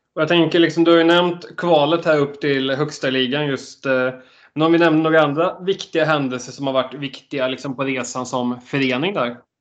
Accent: Dalsjöfors, Västra Götaland, Sweden; moved away as an adult; Jag har inte bott i Dalsjöfors som är min hemby på åtta år

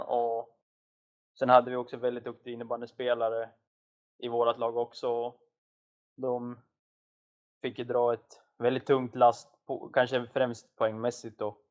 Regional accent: Forsa, Gävleborg County, Sweden; jag är född och uppvuxen i en liten by som heter Forsa utanför, utanför Hudiksvall

